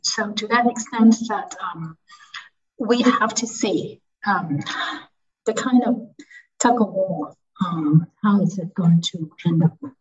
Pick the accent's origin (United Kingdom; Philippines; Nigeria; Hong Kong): Hong Kong; I come from Hong Kong